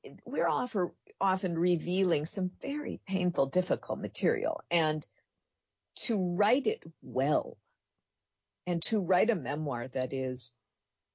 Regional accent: Minneapolis, Minnesota, United States; I was raised in the Twin Cities

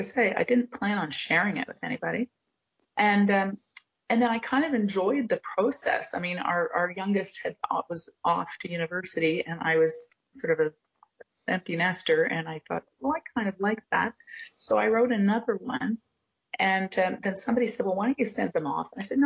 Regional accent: Montreal, Quebec, Canada; now in Cape Breton Island, Canada; But basically, I moved to Cape Breton Island from Montreal, and I started writing letters home.

